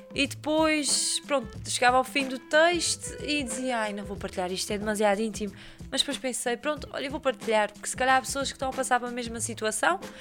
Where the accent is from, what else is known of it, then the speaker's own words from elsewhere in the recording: São Mateus da Calheta, Azores, Portugal; sou de São Mateus, eu cresci com aquela peixaria